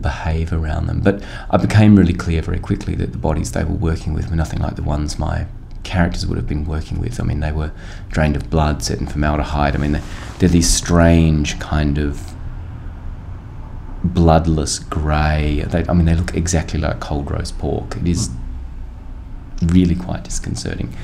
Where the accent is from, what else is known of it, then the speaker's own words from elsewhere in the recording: Australia; as an Australian